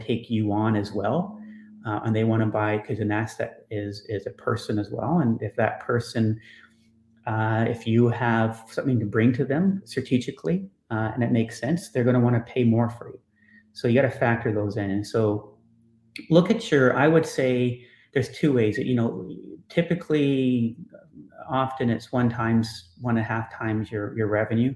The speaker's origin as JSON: {"language": "English", "country": "Canada", "said": "Canadian humble"}